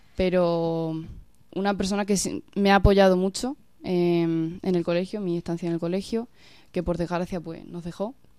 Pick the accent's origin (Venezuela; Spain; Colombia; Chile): Spain; Villanueva de la Serena, Extremadura; yo vengo de Villanueva de la Serena, de un pueblecito de Badajoz, y pues yo desde muy pequeña estaba en contacto con, la iglesia